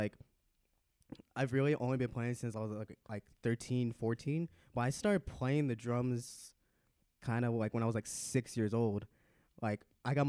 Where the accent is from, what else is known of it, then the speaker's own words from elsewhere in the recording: Las Vegas, Nevada, United States; also born or lived in California; And then when I was like around 6 years old, I moved from Cali to Vegas, like around like 2004